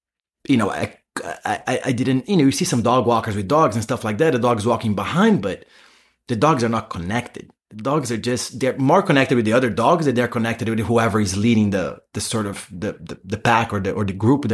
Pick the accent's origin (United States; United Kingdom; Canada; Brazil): Brazil; moved away; In Brazil, yeah. I'm from Brazil.